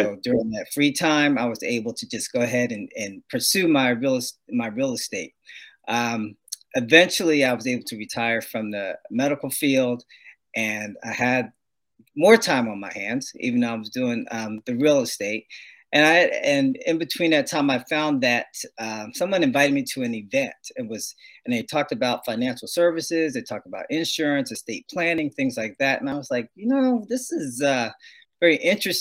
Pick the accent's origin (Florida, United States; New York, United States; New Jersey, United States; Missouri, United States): New Jersey, United States; moved away as an adult; now in California, United States; I was born and raised in New Jersey, and came out here to California via the U.S. Air Force